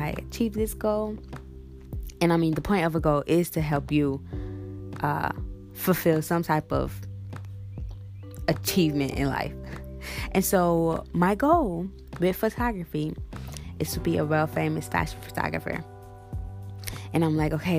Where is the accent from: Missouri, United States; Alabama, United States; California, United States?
Missouri, United States; St. Louis; I'm from St. Louis, born and raised in St. Louis